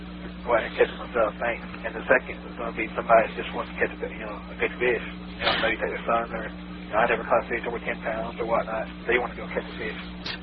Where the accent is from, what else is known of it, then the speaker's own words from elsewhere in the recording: Lake Sinclair, Georgia, United States; I grew up around Lake Sinclair.